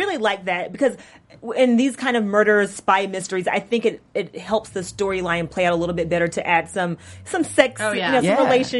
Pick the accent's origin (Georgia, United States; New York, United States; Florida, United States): Georgia, United States; moved away; I'm from Georgia, so I'm odd man out.